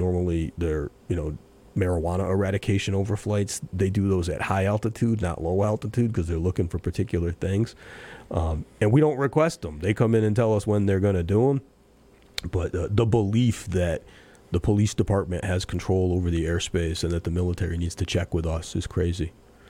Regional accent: Pittsfield, Massachusetts, United States; As a lifelong Pittsfield resident, on behalf of my hometown

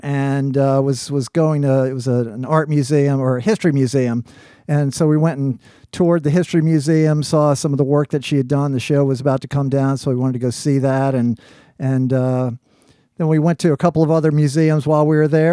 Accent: New Orleans, Louisiana, United States; I spent a bunch of years growing up on, in uh, in Algiers myself on the West Bank

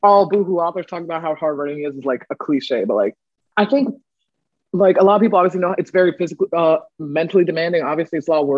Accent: United States; born or raised there; also born or lived in Ghana

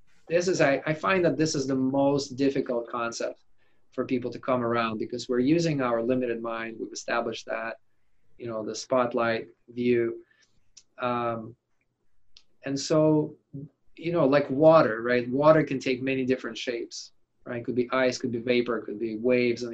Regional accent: Siberia, Russia; English is a second language; now in United States; I grew up in Siberia, it's cold in the winter.

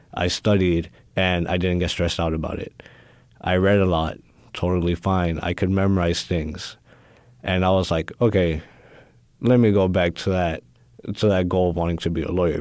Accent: Houston, Texas, United States; I was born and raised here in Houston, in A Leaf

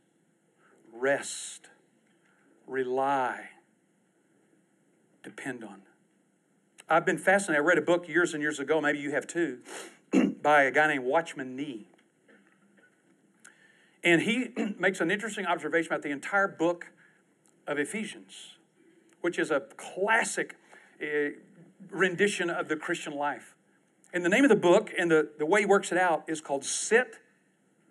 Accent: East Texas, United States; I'm from East Texas

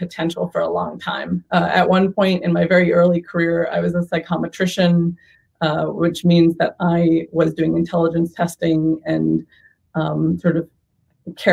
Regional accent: Boston, Massachusetts, United States; also born or lived in San Diego; now in Bay Area, United States; I grew up in Boston.

